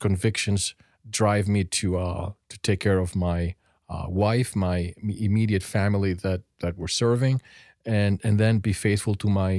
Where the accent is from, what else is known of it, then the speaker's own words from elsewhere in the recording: Greece; I was born and brought up in Greece.